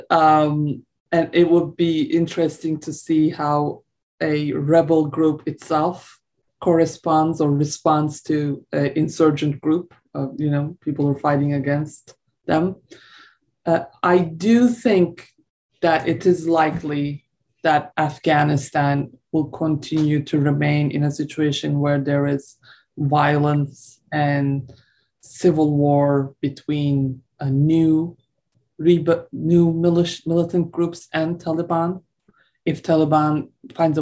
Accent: Turkey; I'm from Turkey.

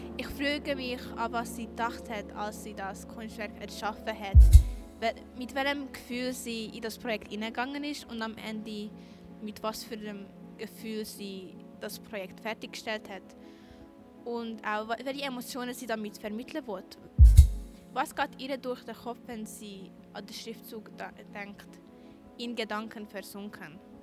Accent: Cham, Zug, Switzerland; ich bin 15 Jahre alt und ich komme aus Cham in Zug

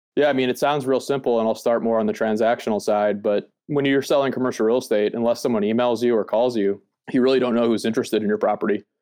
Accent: East Coast, United States; I was born on the East Coast, the United States

